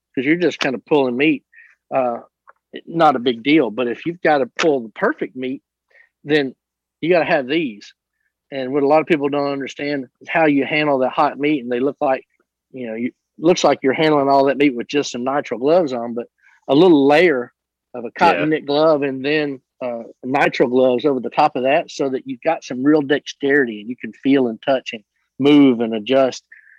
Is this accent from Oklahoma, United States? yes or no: yes; Southeast Oklahoma, United States; moved away; I'm from Southeast Oklahoma